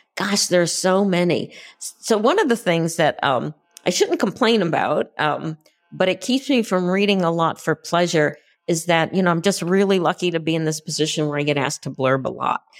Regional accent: Concord, Massachusetts, United States; I grew up near Concord, Massachusetts

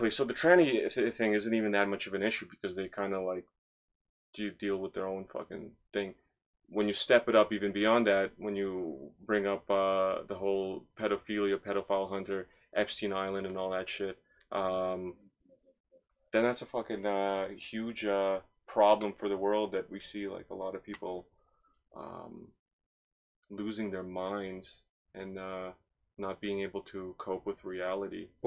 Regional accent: Toronto, Ontario, Canada; I grew up in Scarborough

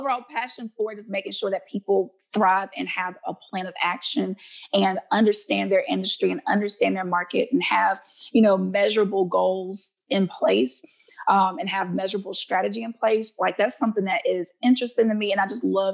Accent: Alabama, United States; my home state of Alabama

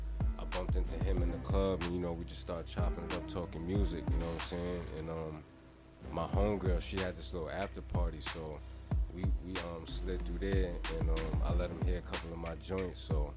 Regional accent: Spring Valley, New York, United States; also born or lived in Nyack, New York; born in Nyack, born and raised in Spring Valley.

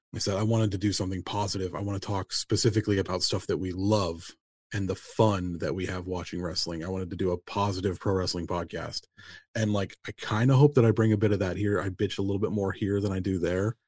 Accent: United States; I'm from America, you kind of can't help but pick up casual Spanish

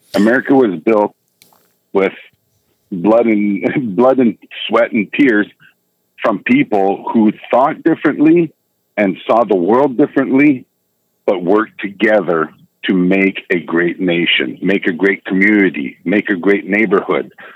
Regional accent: Canada; also born or lived in United States; I'm a Canadian citizen

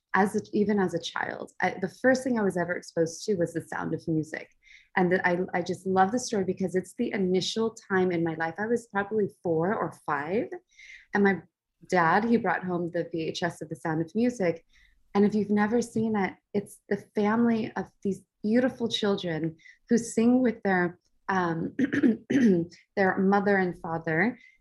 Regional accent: Los Angeles, California, United States; also born or lived in Orange County, California; we actually um, grew up in Los Angeles

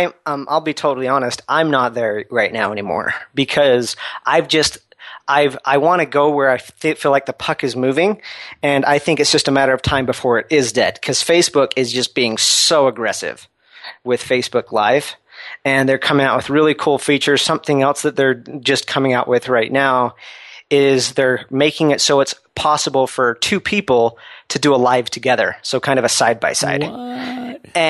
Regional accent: Utah, United States; I'm from Utah originally, and I went out to Southern California

